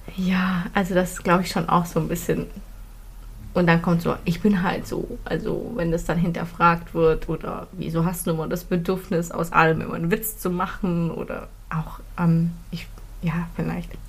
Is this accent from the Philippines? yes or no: yes; Philippines; now in Germany; Ich bin auf den Philippinen aufgewachsen